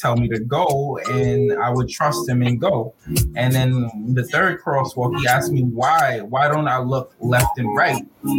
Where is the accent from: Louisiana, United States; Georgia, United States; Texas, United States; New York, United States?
New York, United States; New York City; also born or lived in Brooklyn, New York / Florida; we grew up in Rosedale again. I was born in Crown Heights. Yep. And you know, I grew up in Rosedale, Queens. And it's the corner of New York City.